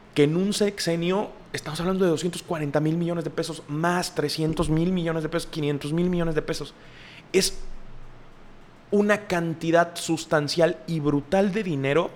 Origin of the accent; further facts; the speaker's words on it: Mexico; nosotros como mexicanos